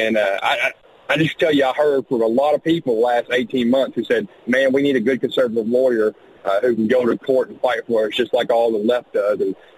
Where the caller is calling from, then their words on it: Little Rock, Arkansas, United States; I come from South Arkansas, Little Rock, dodging deer down here.